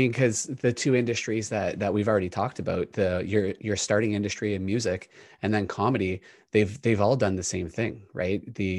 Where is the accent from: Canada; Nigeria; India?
Canada; we know growing up in Canada that a lot of that talent up here